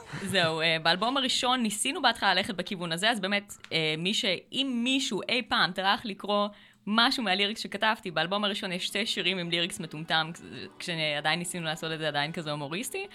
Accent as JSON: {"language": "Hebrew", "town": "Acre", "region": "Northern District", "country": "Israel", "moved": "yes", "lives_now": "Krayot, Israel", "said": "אני ברחתי מעכו ברגע שיכולתי"}